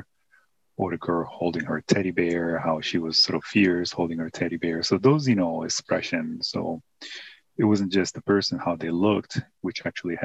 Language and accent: English; Italy; moved away; growing up in Italy